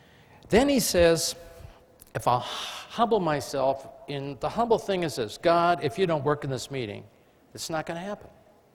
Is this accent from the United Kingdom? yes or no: yes; England, United Kingdom; I mean, I am English, but I flunked it in school.